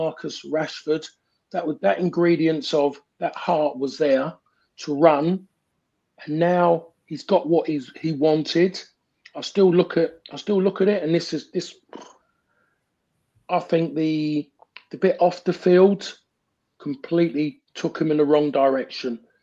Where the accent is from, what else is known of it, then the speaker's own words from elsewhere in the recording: England, United Kingdom; in this country, as English